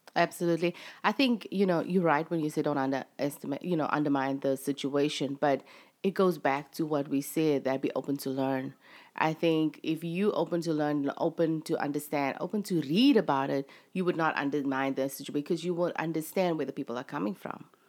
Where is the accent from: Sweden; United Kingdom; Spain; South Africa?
South Africa; moved away as an adult; now in United States; I'm actually South African. um, from South Africa